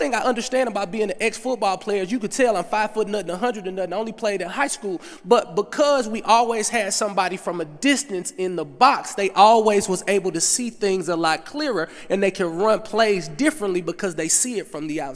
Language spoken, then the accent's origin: English; Berkeley, Missouri, United States; I'm from St. Louis, Missouri, Berkeley to be exact. Median income, $17,000.